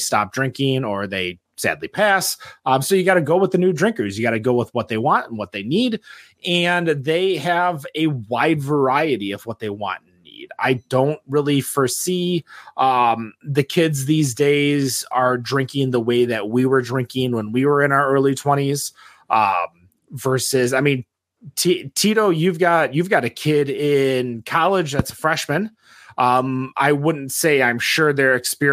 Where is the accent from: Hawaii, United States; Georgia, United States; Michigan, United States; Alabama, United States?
Michigan, United States; Troy; I grew up in Troy.